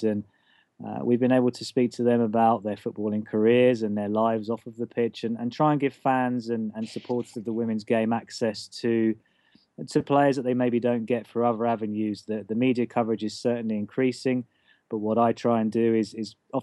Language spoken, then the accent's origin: English; Watford, East of England, United Kingdom; I used to work as a local journalist in my hometown of Watford